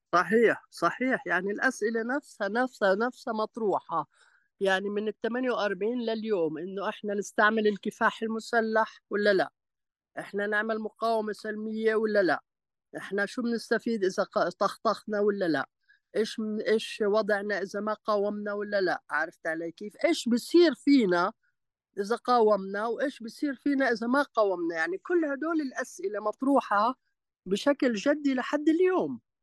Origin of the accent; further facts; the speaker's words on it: Palestine; accent: Palestinian-Levantine (Shami); also born or lived in Jaffa / Amman; أنا لهجتي فلسطينية عشامية